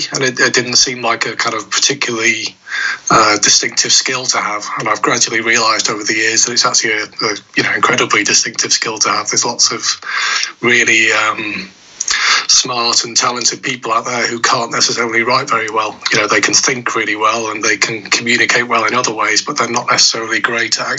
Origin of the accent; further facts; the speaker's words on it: Stockport, North West England, United Kingdom; I grew up just near Stockport, so kind of South Manchester.